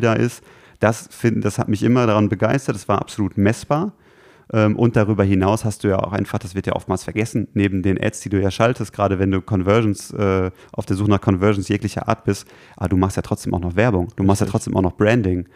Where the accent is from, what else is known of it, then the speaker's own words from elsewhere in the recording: Gelsenkirchen, North Rhine-Westphalia, Germany; geboren und aus, aufgewachsen in Gelsenkirchen